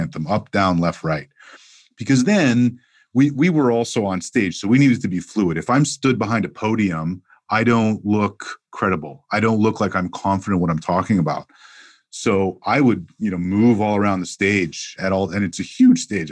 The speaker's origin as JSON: {"language": "English", "town": "Montreal", "region": "Quebec", "country": "Canada", "tie": "born or raised there", "also_born_or_lived": "Toronto", "moved": "as an adult", "said": "growing up in Montreal, Canada"}